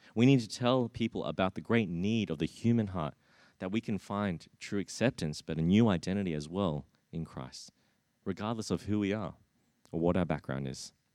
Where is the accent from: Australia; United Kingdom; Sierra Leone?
Australia; Brisbane, Queensland; growing up in, in Brisbane